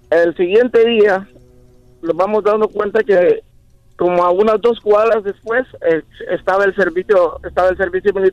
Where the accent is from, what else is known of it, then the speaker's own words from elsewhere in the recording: Honduras; moved away; En mi país, Honduras, yo soy de Honduras.